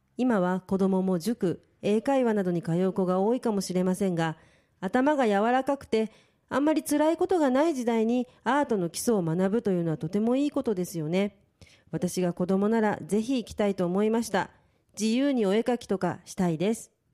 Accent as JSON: {"language": "Japanese", "region": "Tokyo", "country": "Japan", "said": "実家が父が信州の松本出身で母が九州熊本出身なんですね、はい、でそして2人一緒になって家庭を築いたのが東京なので"}